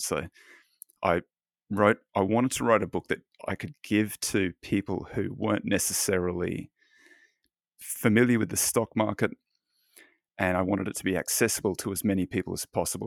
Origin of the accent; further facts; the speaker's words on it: Australia; now in Los Angeles, United States; I'm Australian